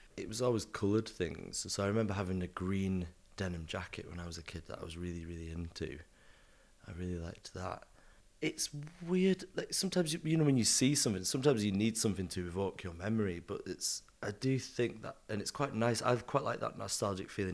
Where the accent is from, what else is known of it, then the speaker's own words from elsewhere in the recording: the north of England, United Kingdom; accent: northern; moved away as an adult; now in London, United Kingdom; obviously I'm from up north, hence my accent